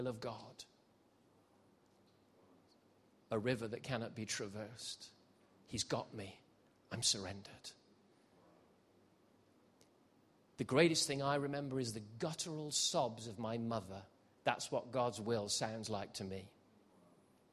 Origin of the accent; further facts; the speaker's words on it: Gibraltar; also born or lived in South Wales; I was born in South Wales, so I'm a Welshman. I should talk like this, really. Went up a hill and came down a mountain, boy. Oh, that's how I should talk, but I don't. I left when I was seven, and I grew up in Gibraltar, southern Spain.